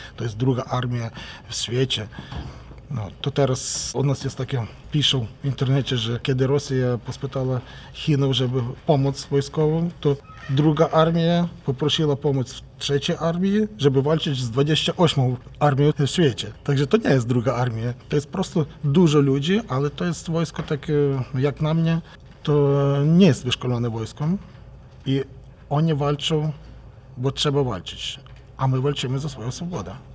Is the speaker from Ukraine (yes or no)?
yes; Ukraine; u nas w Ukrainie